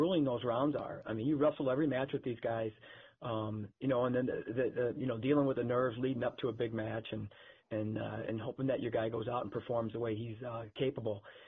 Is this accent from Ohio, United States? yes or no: yes; Cleveland, Ohio, United States; moved away; also born or lived in Ann Arbor; I grew up in Cleveland